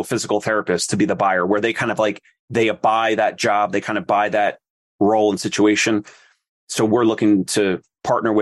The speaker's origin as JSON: {"language": "English", "region": "New Jersey", "country": "United States", "also_born_or_lived": "Philadelphia", "said": "I'm from South Jersey and right over the bridge from Philly"}